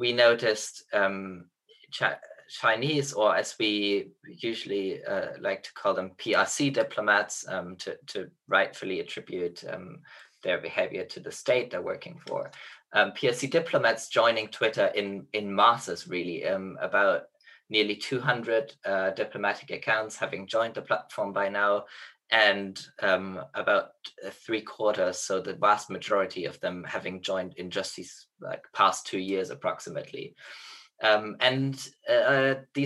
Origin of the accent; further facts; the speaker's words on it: Germany; now in Oxford, United Kingdom; interned in a diplomatic mission of my home country, Germany